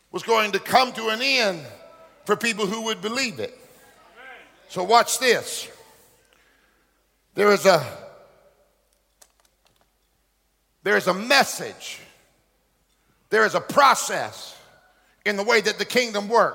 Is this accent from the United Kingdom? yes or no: no; Hartford, Alabama, United States; I was born in Alabama, Hartford, Alabama